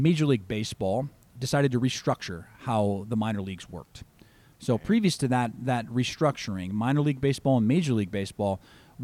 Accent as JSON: {"language": "English", "town": "Chicago", "region": "Illinois", "country": "United States", "said": "I'm from Chicago"}